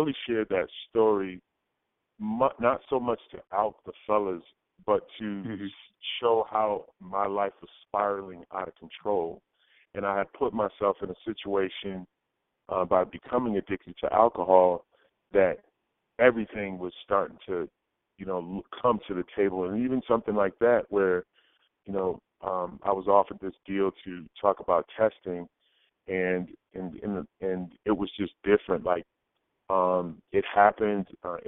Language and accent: English; New England, United States; I'm from New England.